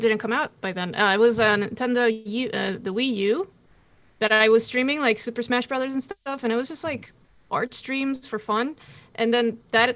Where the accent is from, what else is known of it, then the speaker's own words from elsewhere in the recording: Costa Rica; I'm from Costa Rica. I speak Spanish, Portuguese, and English